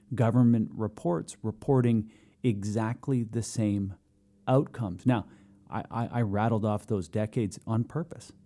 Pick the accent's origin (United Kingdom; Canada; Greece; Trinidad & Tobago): Canada; Tsartlip First Nation reserve, British Columbia; I've lived on reserve my entire life. Um, born there, brought home there a couple weeks out